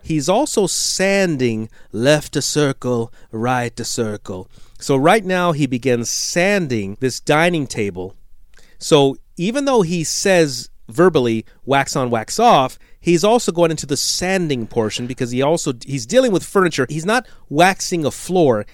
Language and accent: English; United States; I'm, I'm an American. Jason and I are Americans